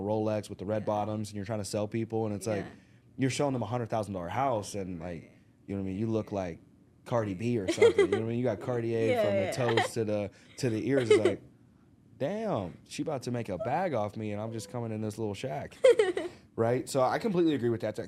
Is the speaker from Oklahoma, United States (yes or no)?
no; Arkansas, United States; moved away; We're originally from Arkansas, so I grew up, grew up in the country